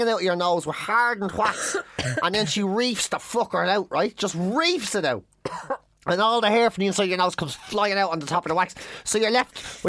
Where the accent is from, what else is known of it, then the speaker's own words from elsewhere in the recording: Ireland; I'm Irish